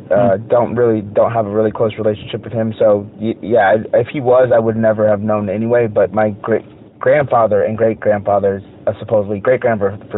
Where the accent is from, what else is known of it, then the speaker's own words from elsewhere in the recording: United States; I love being an American.